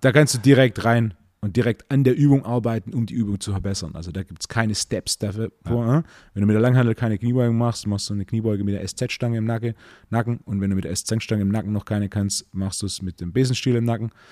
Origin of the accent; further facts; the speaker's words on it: Swabia, Baden-Württemberg, Germany; ich bin, bin ja Schwabe